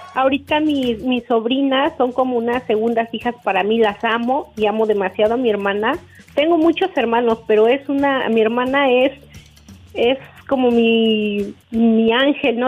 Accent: Tehuacán, Puebla, Mexico; de Tehuacán

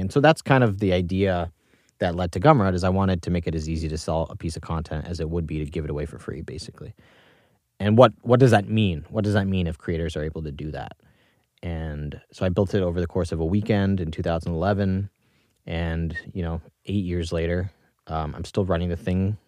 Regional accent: Singapore; moved away; also born or lived in New York; I was born in New York in nineteen ninety-two. You can do the math on that. Um, grew up in Singapore mostly

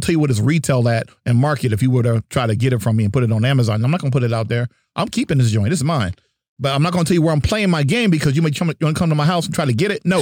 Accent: New Jersey, United States; I'm from New Jersey

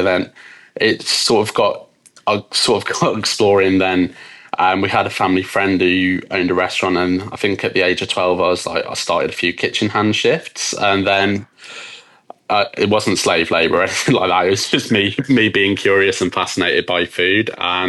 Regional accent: West Midlands, United Kingdom; So as you can probably tell from my accent, I'm from the UK. I was born just outside of Birmingham. So I'm half Scottish, half English.

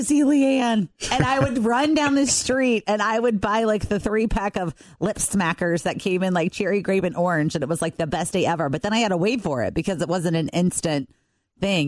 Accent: Covington, United States; when I grew up in Covington

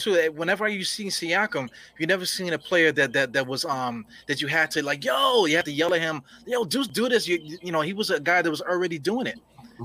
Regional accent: New York, United States; we're from New York

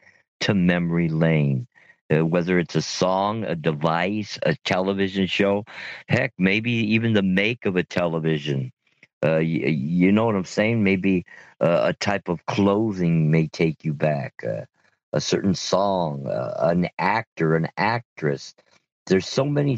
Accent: Montebello, California, United States; when I was growing up in Montebello

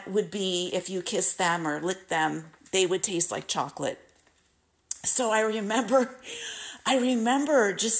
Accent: Simi Valley, California, United States; also born or lived in Malibu Lake, California / Northridge, California / Saugus, California; I was growing up in Simi Valley, California

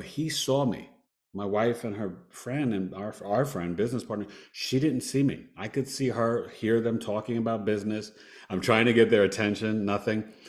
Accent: New York, United States; I'm a New Yorker

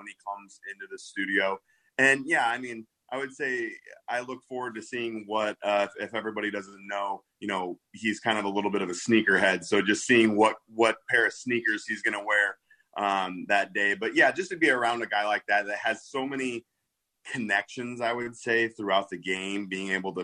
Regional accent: Midwest, United States; now in Naperville, United States; I'm from the Midwest.

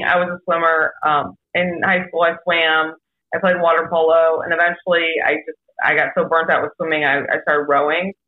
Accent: Webster Groves, Missouri, United States; moved away as an adult; also born or lived in Clayton, Missouri / Los Angeles; I grew up in Webster

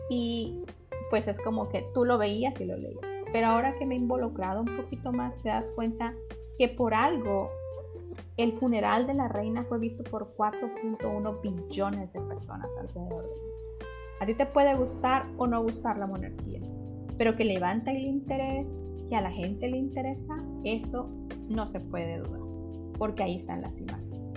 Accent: Mexico; Yo soy de México

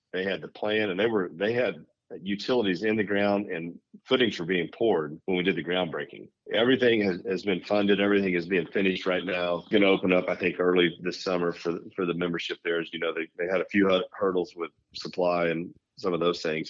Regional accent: Bartlesville, Oklahoma, United States; I grew up in Bartlesville, just north of here, about 45

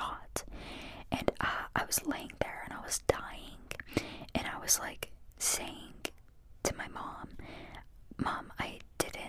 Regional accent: Pittsburgh, Pennsylvania, United States; Where's my accent from? So I'm from Pittsburgh. Born and raised in Pittsburgh, and I still live in Pittsburgh

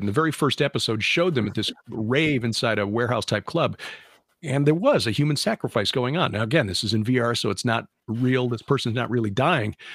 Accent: Chicago, Illinois, United States; now in Missouri, United States; growing up in Chicago

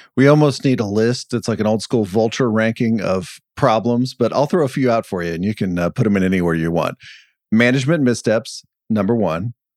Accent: Dallas, Texas, United States; moved away; I grew up in Dallas-Fort Worth

